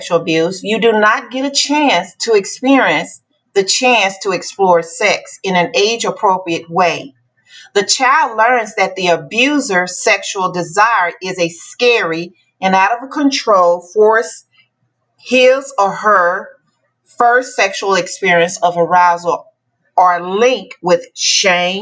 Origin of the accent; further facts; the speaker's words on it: Dallas, Texas, United States; also born or lived in West Memphis, Arkansas; I was born in West Memphis, Arkansas. I grew up in Dallas, Texas